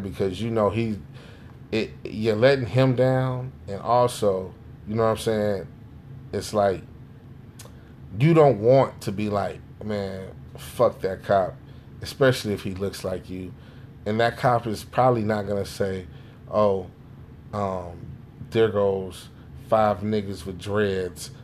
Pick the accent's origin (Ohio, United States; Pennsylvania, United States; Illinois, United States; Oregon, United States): Illinois, United States; Chicago; also born or lived in Jamaica; now in Naperville, United States; I'm from Chicago